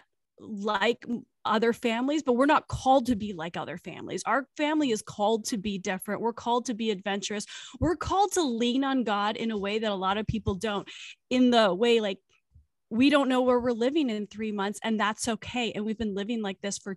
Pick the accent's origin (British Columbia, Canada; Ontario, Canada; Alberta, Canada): British Columbia, Canada; now in Virginia, United States; I am from British Columbia, Canada. I am currently living in Virginia.